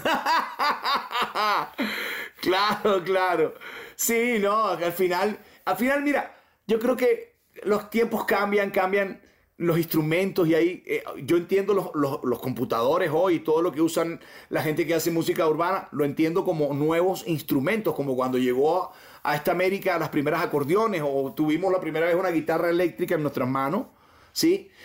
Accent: Colombia

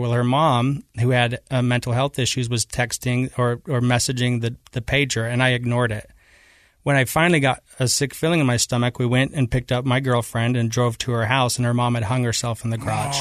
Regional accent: Taylorsville, Utah, United States; also born or lived in Kearns, Utah; I grew up in Taylorsville, Utah. in Kearns

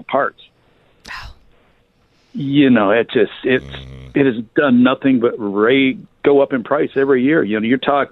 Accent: Michigan, United States; moved away; Growing up in Michigan

